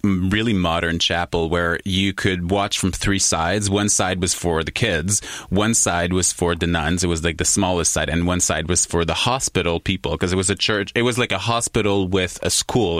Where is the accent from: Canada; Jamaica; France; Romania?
Canada; Quebec; I was I was born in Quebec. I was raised in Quebec